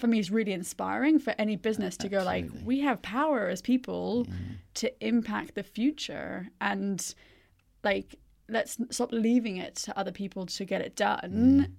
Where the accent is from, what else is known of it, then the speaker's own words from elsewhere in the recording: India; So I grew up in India.